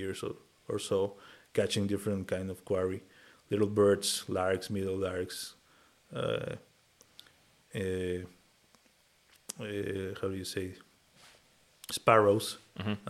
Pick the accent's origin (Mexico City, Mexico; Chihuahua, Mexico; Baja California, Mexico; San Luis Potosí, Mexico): Mexico City, Mexico; So I grew up in Mexico City, a very crowded city.